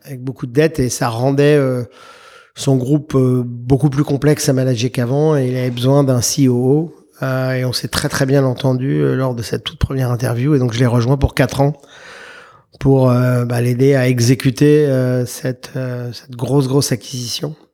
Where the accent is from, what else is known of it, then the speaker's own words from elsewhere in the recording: Paris, Île-de-France, France; moved away as an adult; now in United States; je suis un Parisien de naissance. J'ai vécu à Paris les 23, 24 premières années de ma vie